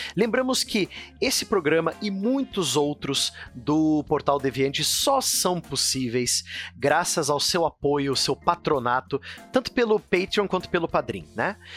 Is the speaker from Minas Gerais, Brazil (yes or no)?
no; Paraná, Brazil; Eu que sou do Paraná